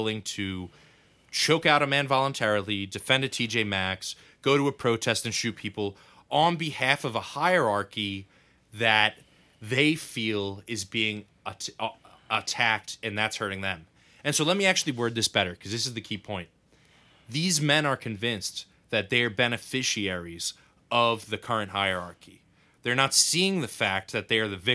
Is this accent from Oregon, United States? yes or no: no; New York City, New York, United States; I grew up in New York